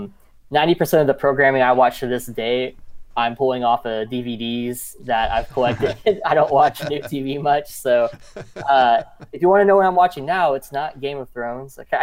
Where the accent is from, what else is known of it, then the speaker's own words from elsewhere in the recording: Grove, Oklahoma, United States; now in Nashville, United States; I was born in 1985 and I grew up in Grove, Oklahoma.